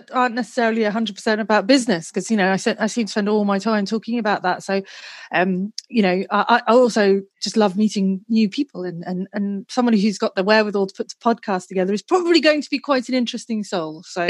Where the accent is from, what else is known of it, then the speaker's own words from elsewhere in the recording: England, United Kingdom; I grew up in England. Our holidays were spent in Wales.